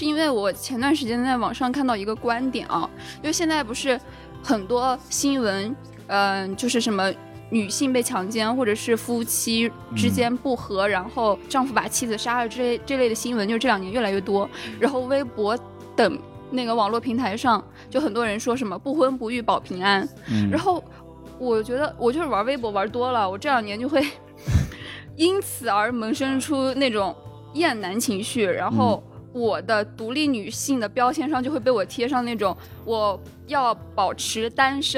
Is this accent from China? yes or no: yes; Taiyuan, Shanxi, China; 我在太原出生的时候，